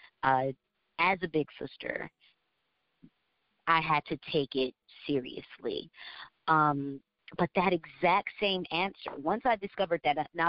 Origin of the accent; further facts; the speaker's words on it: Georgia, United States; moved away as an adult; also born or lived in New York; now in Orlando, United States; I consider myself a Southerner. I was raised in Georgia. I wasn't born there, but I was raised in Georgia from the time I was a baby.